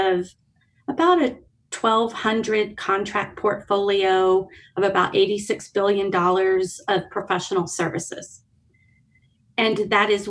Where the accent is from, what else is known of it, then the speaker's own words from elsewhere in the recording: West Texas, United States; moved away as an adult; also born or lived in Tokyo, Japan; now in Albuquerque, United States; I'm actually born and raised in West Texas